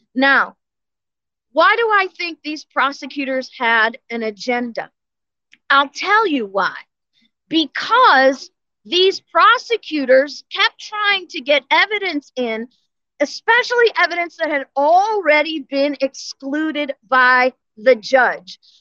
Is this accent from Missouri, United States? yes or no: yes; St. Louis, Missouri, United States; now in Florida, United States; I was born and raised in St. Louis